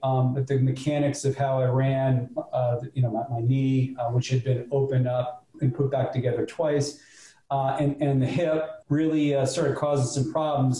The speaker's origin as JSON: {"language": "English", "town": "North Palm Beach", "region": "Florida", "country": "United States", "tie": "born or raised there", "also_born_or_lived": "Miami", "said": "I grew up in Ju- Juno Isles Boulevard, um, and I, I, was cutting lawns at the age of, of 10"}